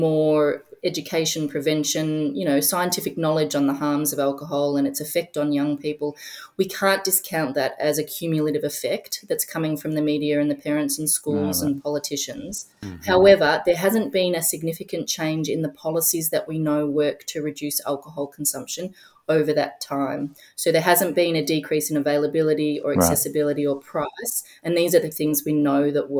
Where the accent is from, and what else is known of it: Australia